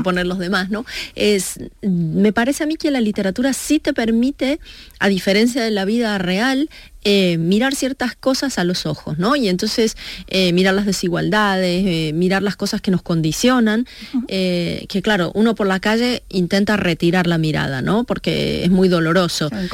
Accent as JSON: {"language": "Spanish", "country": "Argentina", "tie": "born or raised there", "said": "mi adolescencia en Argentina"}